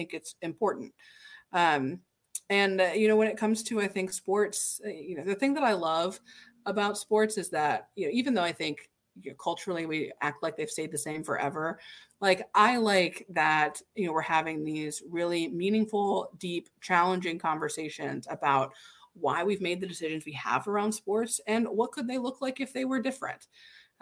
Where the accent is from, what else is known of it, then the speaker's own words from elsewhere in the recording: Indiana, United States; I'm from Indiana, like, good Hoosier through and through